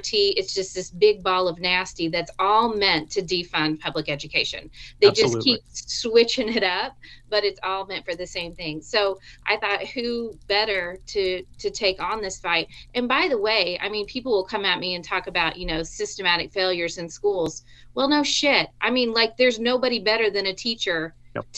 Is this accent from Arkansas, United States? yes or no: yes; Arkansas, United States; now in Missouri, United States; I'm originally from Arkansas.